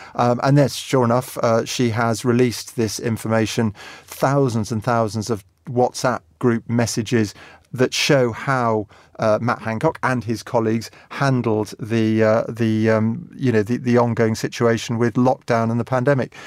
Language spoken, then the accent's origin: English; England, United Kingdom; I'm English